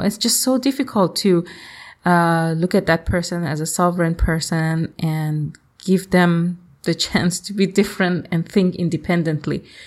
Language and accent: English; Iran; moved away; I am from Iran